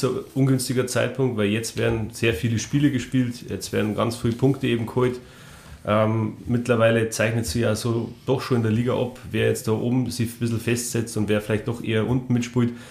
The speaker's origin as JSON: {"language": "German", "town": "Rosenheim", "region": "Bavaria", "country": "Germany", "tie": "born there", "said": "40 Jahre alt, gebürtiger Rosenheimer"}